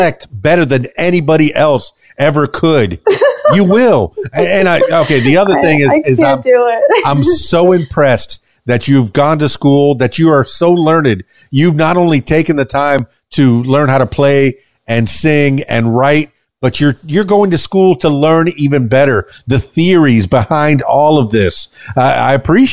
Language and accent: English; Miami, Florida, United States; now in Conway, United States; I'm from Miami, but I'm here in Little Rock or in Conway, Arkansas